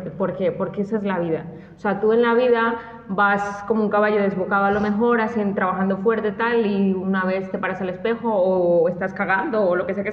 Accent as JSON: {"language": "Spanish", "country": "Colombia", "said": "a lo mejor soy de Colombia"}